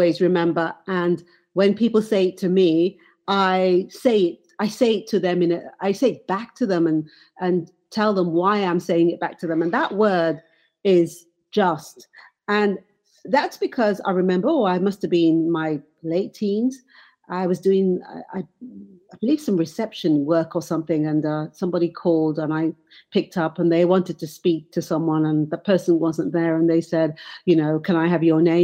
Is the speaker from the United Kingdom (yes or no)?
yes; England, United Kingdom; growing up in England